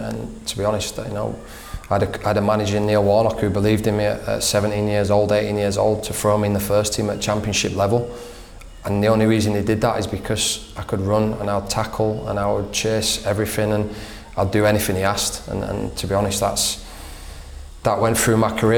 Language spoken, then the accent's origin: English; Leeds, Yorkshire and the Humber, United Kingdom; moved away as an adult; now in Australia; I grew up in Leeds, and goes right back to my childhood